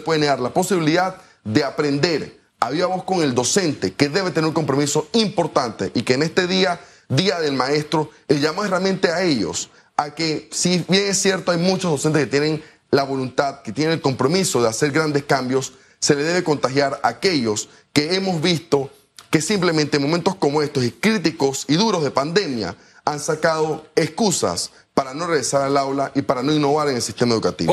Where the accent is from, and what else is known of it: Panama